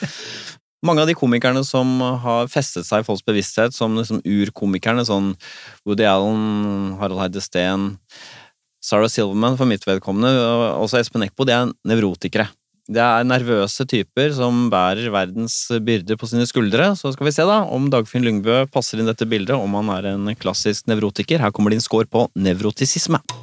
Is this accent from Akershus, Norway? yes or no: yes; Bærum, Akershus, Norway; Jeg er jo fra Bærum, riktignok Rykken